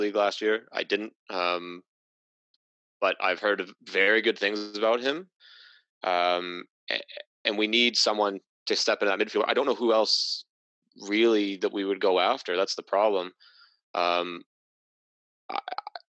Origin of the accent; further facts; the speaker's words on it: Welsh, Wales, United Kingdom; being Welsh